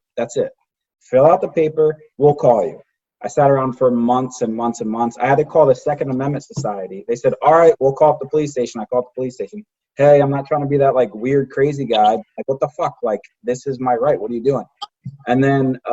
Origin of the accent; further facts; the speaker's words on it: New Jersey, United States; we're from Jersey